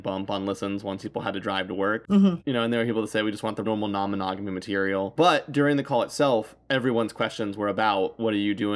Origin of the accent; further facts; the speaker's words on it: United States; especially being American